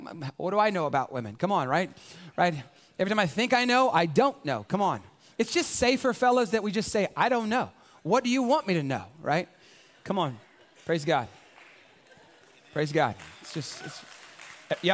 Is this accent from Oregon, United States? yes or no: no; San Antonio, Texas, United States; I was born specifically here in San Antonio, right? This is hometown USA for me